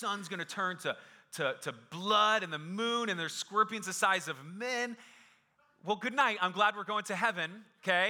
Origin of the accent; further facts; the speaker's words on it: Phoenix, Arizona, United States; I was born and raised in Phoenix